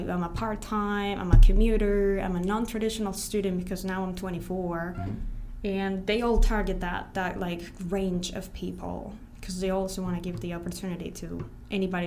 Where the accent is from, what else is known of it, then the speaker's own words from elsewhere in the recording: Colombia; now in United States; I'm from Colombia